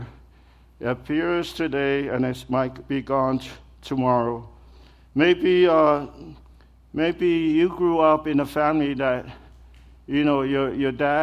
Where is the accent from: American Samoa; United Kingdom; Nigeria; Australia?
American Samoa; moved away; Growing up back home, the culture is just different, you know. I'm from American Samoa, that's where I'm from.